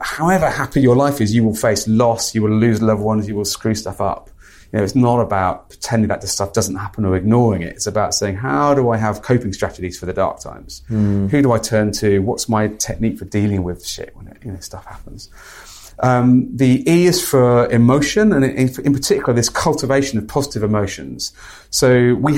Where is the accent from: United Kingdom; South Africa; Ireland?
United Kingdom; Midlands; I'm a British male, grew up in the Midlands